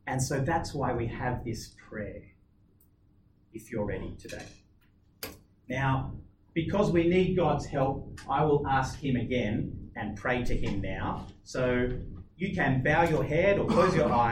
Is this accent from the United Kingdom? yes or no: no; Australia; I'm an Aussie.